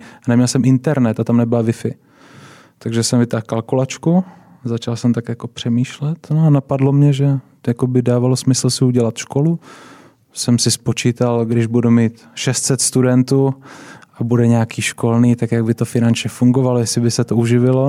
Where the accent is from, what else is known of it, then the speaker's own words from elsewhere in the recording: Brno, South Moravian Region, Czechia; Já jsem vyrůstal eh, v Brně, v Kohoutovicích, takový takové pěkné sídliště.